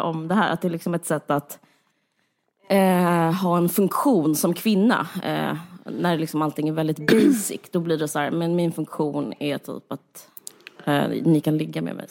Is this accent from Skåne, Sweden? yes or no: yes; Simrishamn, Skåne, Sweden; du och jag är uppvuxna på Österlen och i Simrishamn